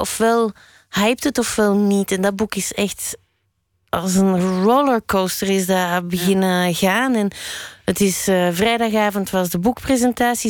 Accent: Brussels, Brussels-Capital Region, Belgium; also born or lived in Berlin / Spain / Molenbeek; Frans, want ik ben in Brussel opgegroeid

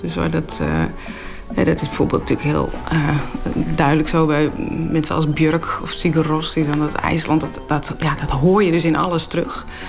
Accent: Friesland, Netherlands; first language West Frisian; Dutch is a second language; het Fries kan halen, mijn moedertaal

